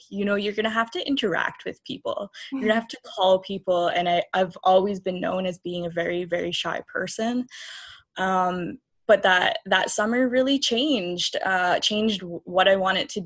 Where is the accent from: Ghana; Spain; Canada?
Canada; Kahnawake, Quebec; I'm from Ganawage. I'm Ganyakahaga.